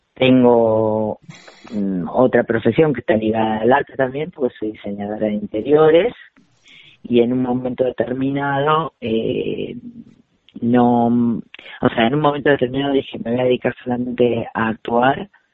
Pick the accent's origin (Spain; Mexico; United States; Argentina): Argentina; nuestra existencia como argentinos